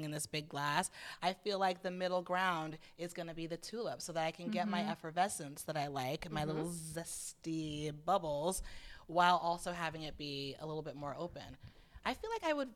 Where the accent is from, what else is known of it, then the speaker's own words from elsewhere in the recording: Atlanta, Georgia, United States; moved away; also born or lived in Boston; I'm from Boston originally, and I grew up in Atlanta, but I went back to Boston for college